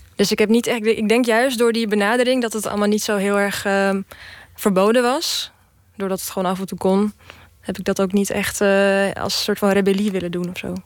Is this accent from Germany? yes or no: no; Czechia; now in Netherlands; ik kom sowieso uit Tsjechië